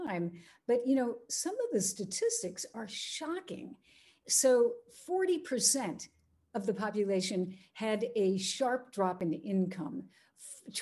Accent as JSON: {"language": "English", "country": "United States", "said": "as a Westerner, as an American"}